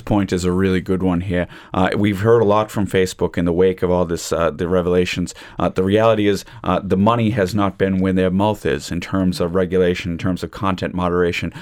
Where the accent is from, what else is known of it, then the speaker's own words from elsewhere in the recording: United States; accent: American; now in Ireland; my American accent